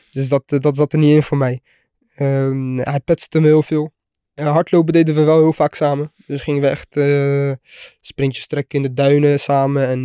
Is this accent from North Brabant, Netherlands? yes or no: no; The Hague, South Holland, Netherlands; Ehm, rustig. Ja, ik, deed, ik zat op de HAVO.